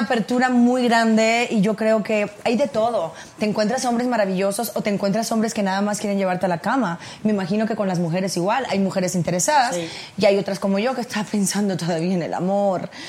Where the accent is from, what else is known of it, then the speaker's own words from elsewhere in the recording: Cuba; also born or lived in United States; now in Mexico; por nacimiento de Cuba